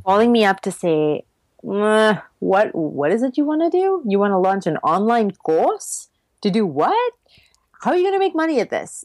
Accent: Mumbai, Maharashtra, India; first language English; moved away; I grew up in Mumbai, which used to be called Bombay when I lived there, uh, in India

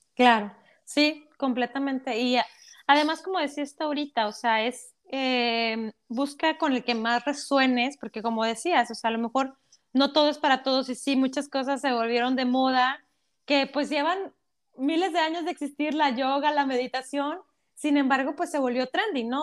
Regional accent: Mexico; como mexicanos, yo creo que como vivimos en una cultura de telenovelas

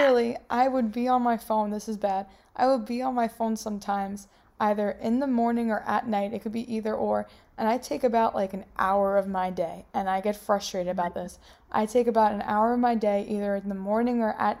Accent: New York, United States; I'm from New York

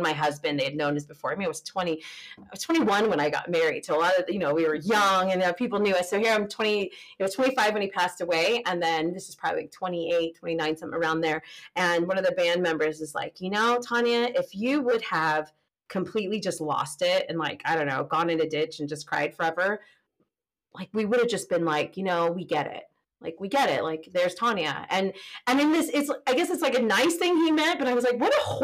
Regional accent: California, United States; moved away; I'm from California

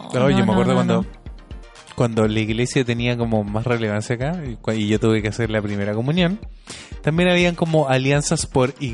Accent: Chile; ya no somos los niños chilenos solamente en la sala de clase

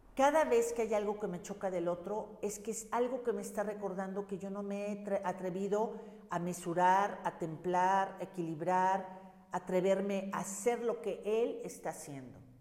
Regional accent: Mexico; hablo de México porque soy mexicana

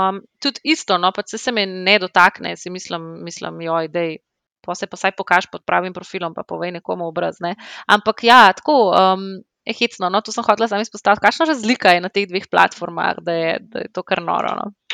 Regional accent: Slovenia; moved away as an adult; also born or lived in London; smo se vrnili v Slovenijo

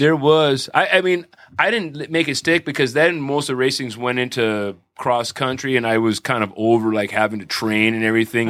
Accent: Santa Monica, California, United States; I grew up in Santa Monica

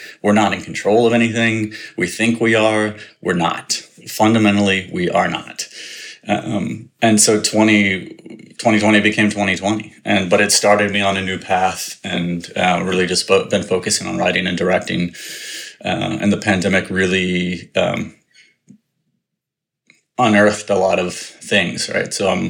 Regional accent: Richmond, Virginia, United States; moved away as an adult; also born or lived in North Carolina / New York; I grew up in the South in Richmond, Virginia

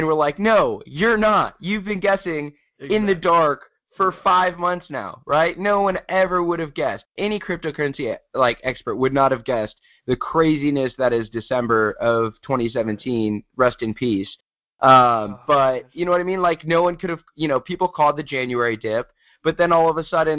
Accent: San Diego, California, United States; I am from San Diego, still in San Diego

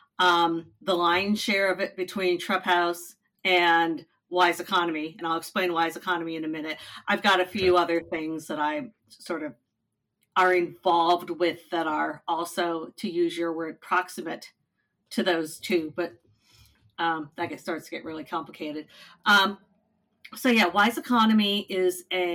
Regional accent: Cleveland, Ohio, United States; moved away as an adult; now in Las Vegas, United States; I grew up in Cleveland, Ohio

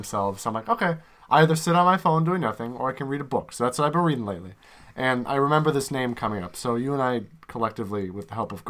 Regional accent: Chicago, Illinois, United States

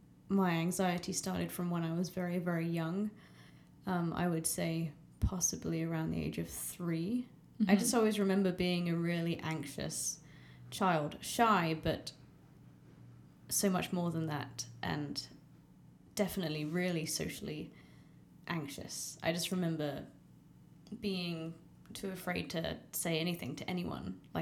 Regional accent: Southampton, South East England, United Kingdom; Southampton. So the most southern point right in the middle of the UK.

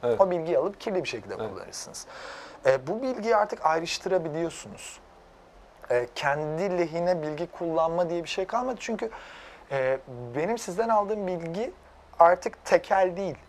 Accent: Erzincan / Erzurum region, Eastern Anatolia, Turkey; moved away; also born or lived in London; benim de annem Erzincanlı, babam Erzurumlu. O, o bölgede büyüdüm

